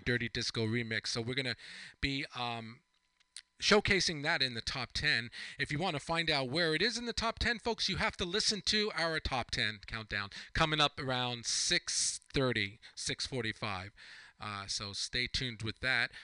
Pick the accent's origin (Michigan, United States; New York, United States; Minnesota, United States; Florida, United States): New York, United States; East Hampton; growing up on Long Island myself